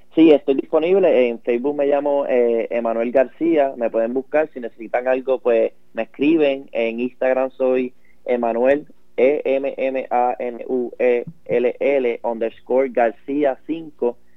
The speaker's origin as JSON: {"language": "Spanish", "country": "Puerto Rico", "said": "yo soy eh, originalmente de Cabo, Puerto Rico"}